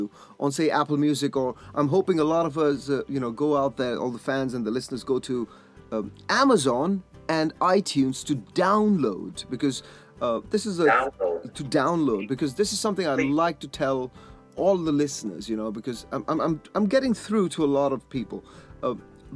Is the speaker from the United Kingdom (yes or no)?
yes; Leicestershire, East Midlands, United Kingdom; my hometown in Leicestershire